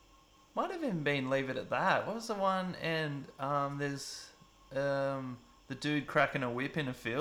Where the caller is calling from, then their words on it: Wollongong, New South Wales, Australia; I'm calling from the Gong.